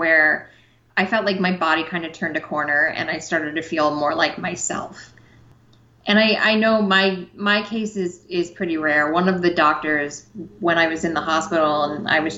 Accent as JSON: {"language": "English", "town": "Cleveland", "region": "Ohio", "country": "United States", "tie": "born or raised there", "moved": "as an adult", "lives_now": "Los Angeles, United States", "said": "I'm from Cleveland, and I had my same cardiologist for 30 years"}